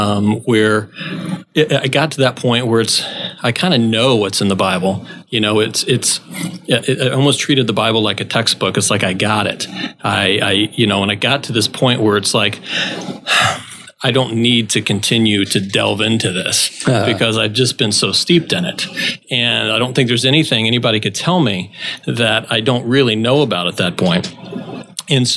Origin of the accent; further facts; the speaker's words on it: South Florida, United States; also born or lived in Tennessee; I'm originally from South Florida, and I grew up certainly in what most people would consider a church family